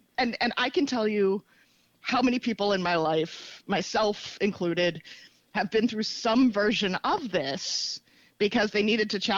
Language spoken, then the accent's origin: English; United States; also born or lived in Baltimore, Maryland / Modesto, California; I grew up half in Baltimore, half in Modesto, California